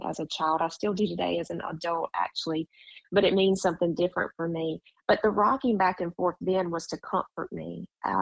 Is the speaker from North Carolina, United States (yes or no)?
yes; Jacksonville, North Carolina, United States; now in Myrtle Beach, United States; I grew up in Jacksonville, North Carolina, which is a Marine base, Camp Lejeune